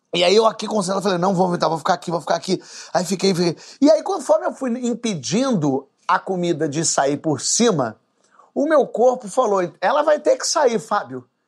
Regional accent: Brazil; a gente é brasileiro

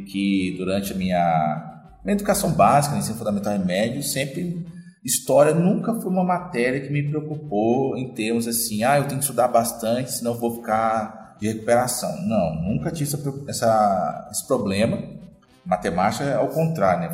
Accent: Mariana, Minas Gerais, Brazil; eu sou natural de Mariana. Mariana é uma cidade histórica, né? e, sempre, e cresci andando ah, pelas igrejas e casarões barrocos

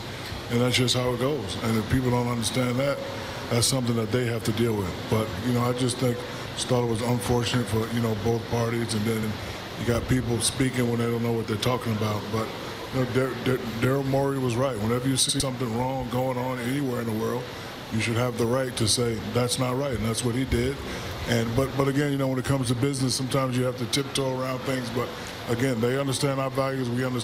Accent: United States; We as American people, we do a lot of business in China

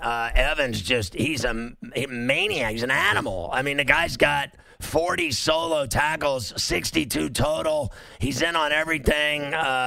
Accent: Huntington Beach, California, United States; now in New York, United States; So I'm from Huntington Beach, and I've lived in New York forever, but I used to live in Surf City.

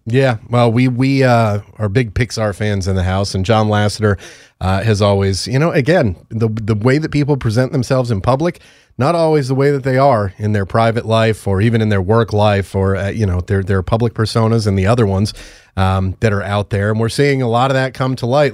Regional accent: Connecticut, United States; my home state of Connecticut

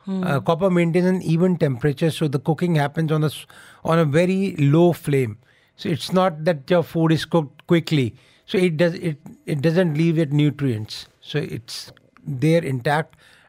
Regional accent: Delhi, India; I am born and brought up in Old Delhi in India, but my parental roots belong to a princely estate in Uttar Pradesh called Rampur.

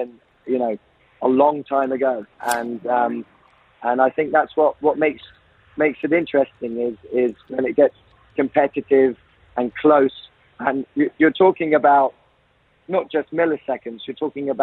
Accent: United Kingdom; now in United Arab Emirates; being a Brit

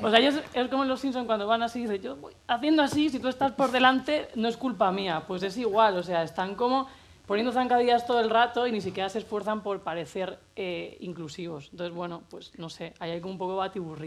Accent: Cartagena, Region of Murcia, Spain; moved away as an adult; now in Madrid, Spain; nací en Cartagena, Murcia, a los 18 me vine aquí

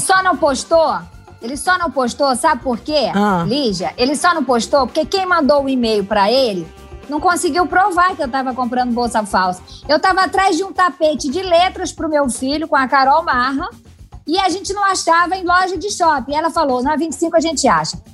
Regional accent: sertão of Piauí, Brazil; moved away; eu vim do sertão do Piauí, nunca neguei minhas origens

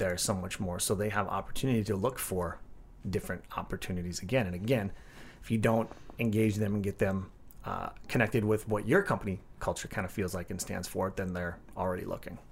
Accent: Midwest, United States; being born and raised in the Midwest

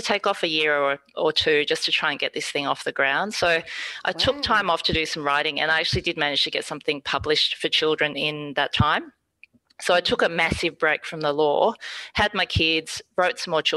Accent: Singapore; we're not from mainland China, for example. I'm from Singapore.

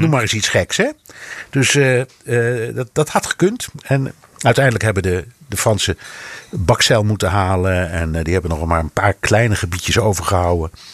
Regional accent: Netherlands; moved away; also born or lived in United States; ik als echte Hollander

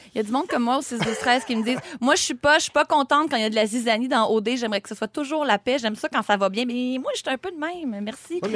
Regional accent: Sorel-Tracy, Quebec, Canada; Je suis quelqu'un qui vient de Sorel-Tracy

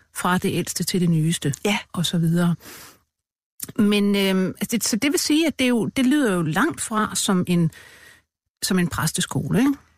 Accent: Denmark; min barndom i Rigskov

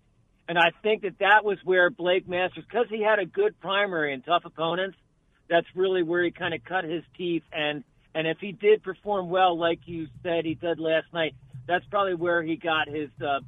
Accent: Philadelphia, Pennsylvania, United States; moved away; I'm originally from the Philadelphia area

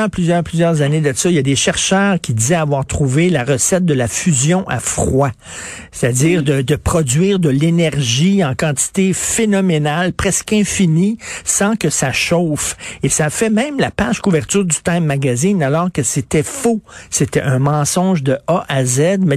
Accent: Quebec, Canada; C'est pas, je suis un Québécois, moi, là.

